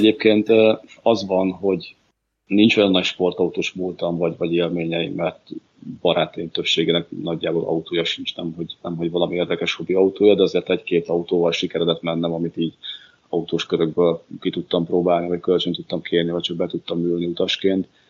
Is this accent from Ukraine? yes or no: no; Bačka Topola, Vojvodina, Serbia; now in Hungary; topolyára, szülővárosomba